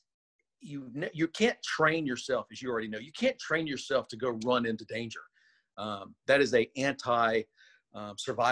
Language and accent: English; Louisiana, United States; I'm from Louisiana